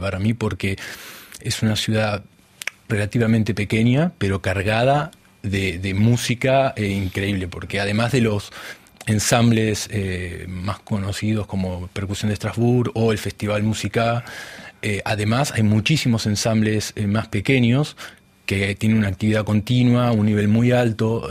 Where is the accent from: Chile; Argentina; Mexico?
Argentina; Buenos Aires Province; moved away as an adult; also born or lived in France; donde yo nací no era la capital de Buenos Aires, es lo que es el conurbano